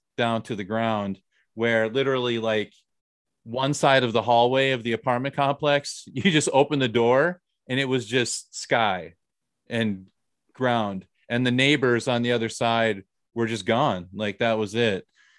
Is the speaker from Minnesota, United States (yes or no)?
yes; Minnesota, United States; now in South Korea; I'm from Minnesota.